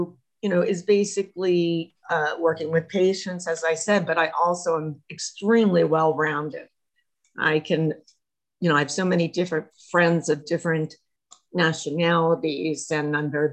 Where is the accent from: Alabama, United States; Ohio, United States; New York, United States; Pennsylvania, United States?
Pennsylvania, United States; Harrisburg; moved away as an adult; also born or lived in Tucson, Arizona; I was born in Harrisburg, Pennsylvania. Was through the Three Mile Island situation and left Harrisburg, Pennsylvania because